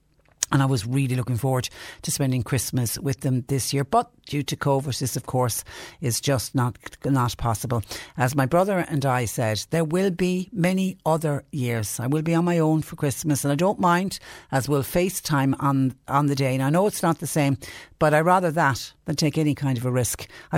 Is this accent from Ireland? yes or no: yes; West Cork, Munster, Ireland; now in Mallow, Ireland; I live in Mallow, but I'm originally from West Cork. I'm a West Cork native. I used to love going down home every 4 to 5 weeks before this virus arrived on our shores.